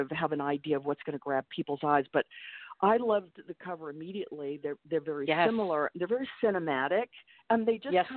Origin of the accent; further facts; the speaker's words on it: Texas, United States; moved away as an adult; also born or lived in New York City; I grew up in Texas, but in the late 70s, moved to New York City and lived and worked in New York for close to 20 years